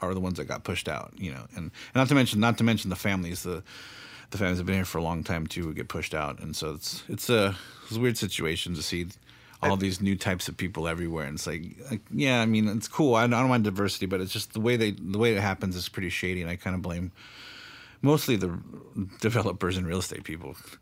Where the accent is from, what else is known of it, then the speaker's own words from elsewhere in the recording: South Bay, California, United States; I'm from the South Bay